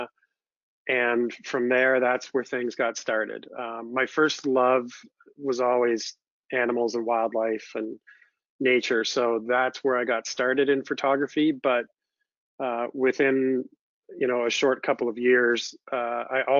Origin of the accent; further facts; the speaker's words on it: London, Ontario, Canada; I grew up in London, Ontario, Canada, which is still where I call home today